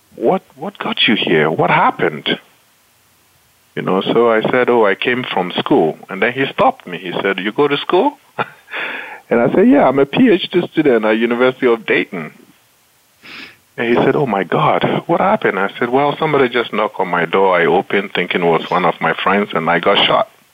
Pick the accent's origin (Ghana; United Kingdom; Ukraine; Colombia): Ghana; Accra, Greater Accra; moved away as an adult; also born or lived in United States; I grew up in Ghana, um, mostly with my grandparents who had immigrated from the northern part of Ghana to settle in Accra, which is the capital of Ghana